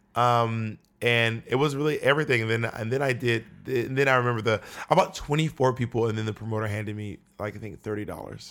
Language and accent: English; Atlanta, Georgia, United States; also born or lived in Columbus; now in New York City, United States; I was born in Columbus, but I was raised in Atlanta.